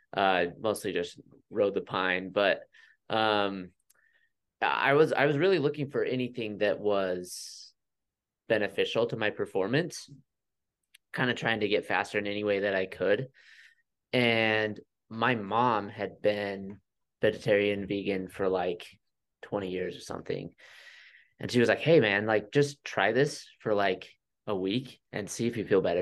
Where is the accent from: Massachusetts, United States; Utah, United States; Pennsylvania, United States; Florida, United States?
Utah, United States; also born or lived in Flagstaff, Arizona; last July we moved back to Utah. We're both from Utah